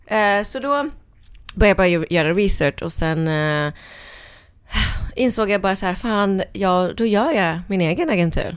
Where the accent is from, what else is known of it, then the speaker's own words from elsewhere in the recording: Norrköping, Östergötland, Sweden; moved away as an adult; also born or lived in Norway / London; jag växte upp i Norrköping.